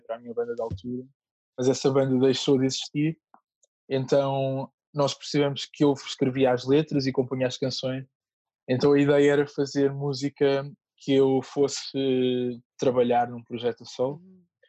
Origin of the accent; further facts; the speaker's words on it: Moita, Setúbal, Portugal; na Moita, que é a terra onde eu cresci